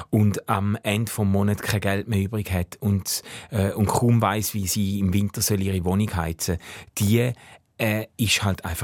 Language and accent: German; Switzerland; all die Privilegien, die ich habe, all die Möglichkeiten, wo mir als Schweizer geben werden